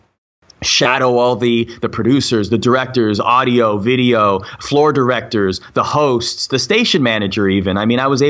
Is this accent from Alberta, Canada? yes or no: no; Toronto, Ontario, Canada; I grew up in Toronto.